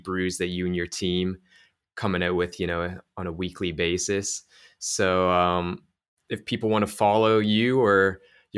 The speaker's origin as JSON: {"language": "English", "town": "Toronto", "region": "Ontario", "country": "Canada", "said": "I'm from Toronto"}